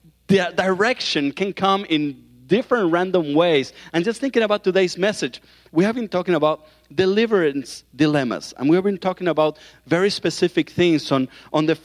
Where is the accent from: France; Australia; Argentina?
Argentina; accent: southern accent; moved away; that's where I'm from Argentina